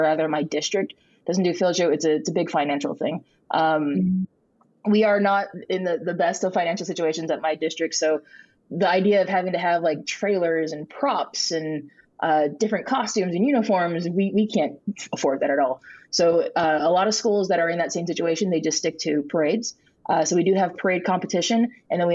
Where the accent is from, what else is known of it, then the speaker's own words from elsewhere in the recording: California, United States; Well, I am from California. I'm from a part of the valley, a small part of the valley in California